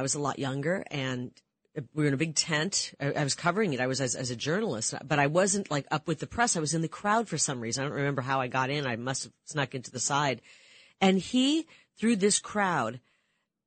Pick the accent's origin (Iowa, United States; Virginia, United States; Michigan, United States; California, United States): Iowa, United States; growing up in Iowa